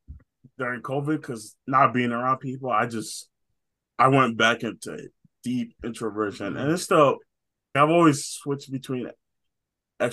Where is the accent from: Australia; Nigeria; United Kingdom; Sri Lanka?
Nigeria; I'm Nigerian